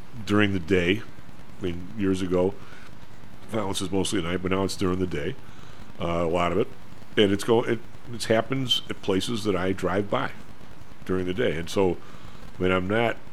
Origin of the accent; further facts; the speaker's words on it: Evergreen Park, Illinois, United States; also born or lived in Chicago; I say I'm from Chicago because I am. That's where it was when I was real young, but then most of my years were actually in Evergreen Park, where across the street was Chicago.